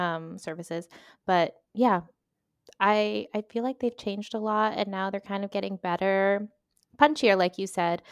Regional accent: Northern Virginia, United States; moved away as an adult; now in Spain; originally I am from Virginia, specifically Northern Virginia, uh, and now I have been in Spain for seven, eight-ish years collectively

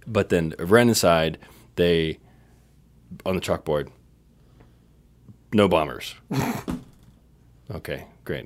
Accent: Northern Virginia, United States; moved away; I refer to where I grew up as Washington, D.C. But I'm very proud to say that I came from Virginia.

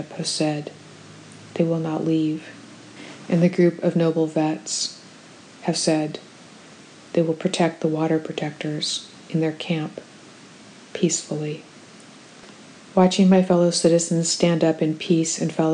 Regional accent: United States; an American who was raised to believe that my country does not use children as soldiers

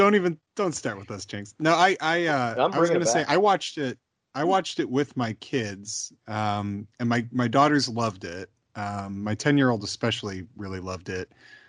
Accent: Homewood, Illinois, United States; moved away; I'm from a south suburb of Chicago

